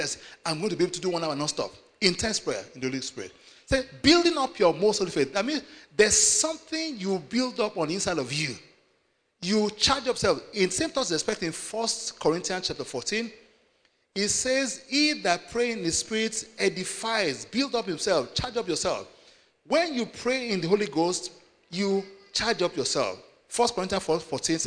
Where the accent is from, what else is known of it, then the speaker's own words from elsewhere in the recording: Nigeria; I come from Nigeria